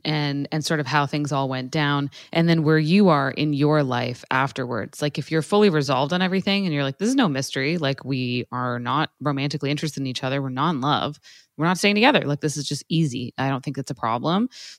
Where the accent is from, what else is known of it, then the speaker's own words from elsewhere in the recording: Toronto, Ontario, Canada; they referenced like the area that I grew up in Toronto, and they were from there too.